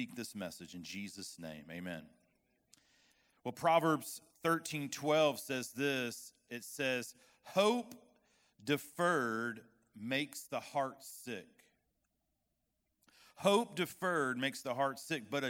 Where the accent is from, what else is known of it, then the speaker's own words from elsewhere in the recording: West Palm Beach, Florida, United States; moved away as an adult; now in Arkansas, United States; that's where I'm from